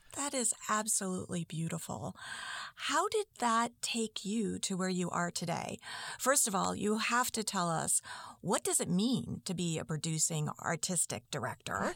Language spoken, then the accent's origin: English; Lynn, Massachusetts, United States; I grew up in Lynn